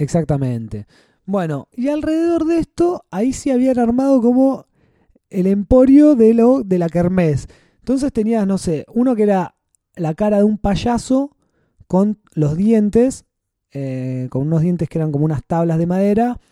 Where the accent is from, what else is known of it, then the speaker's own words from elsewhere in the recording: San Clemente del Tuyú, Buenos Aires Province, Argentina; mi ciudad natal de San Clemente